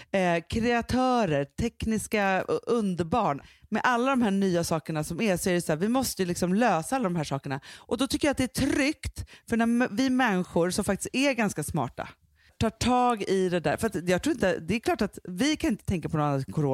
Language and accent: Swedish; Sweden